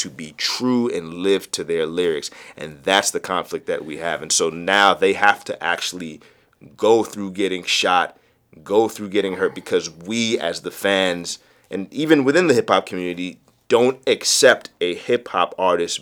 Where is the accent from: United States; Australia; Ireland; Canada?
United States; DMV; shout out to the DMV, man. That's my hometown